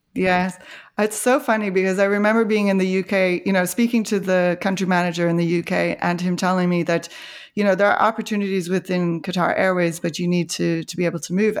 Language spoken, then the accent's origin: English; Canada; moved away; also born or lived in Ireland; I grew up in Canada, my sister and I, and I went to the University of Calgary